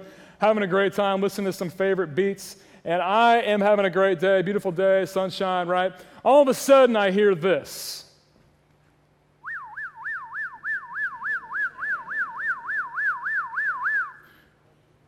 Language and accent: English; Ohio, United States; moved away; When I was a boy growing up in Ohio, the great state of Ohio